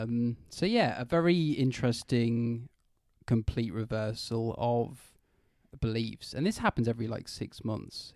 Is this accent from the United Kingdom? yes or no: yes; United Kingdom; I'm British.